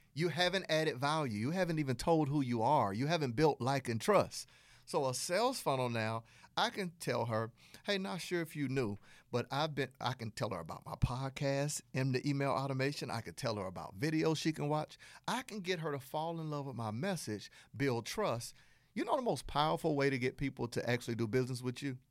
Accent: Southern United States, United States; accent: Southern; my Southern accent

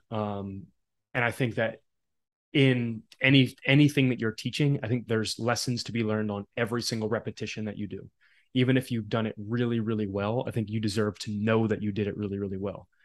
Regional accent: Philadelphia, Pennsylvania, United States; also born or lived in South Jersey; I grew up in Philly

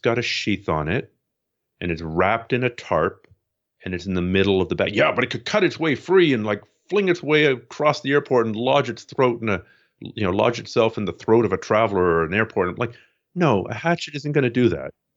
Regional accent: Canada; I'm Canadian

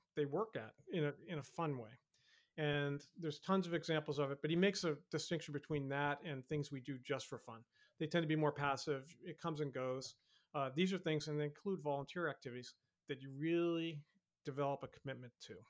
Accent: Boston, Massachusetts, United States; my hometown Boston

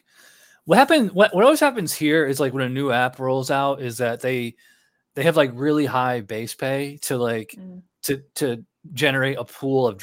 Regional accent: upstate New York, United States; I'm from New York, like upstate New York, not the city

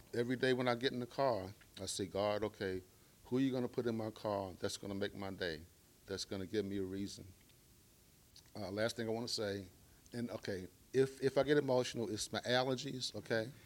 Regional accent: Baltimore, Maryland, United States; I am from Baltimore, Maryland, grew up in the hood.

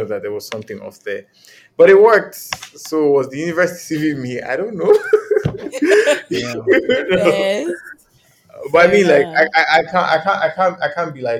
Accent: Nigeria; I'm Nigerian.

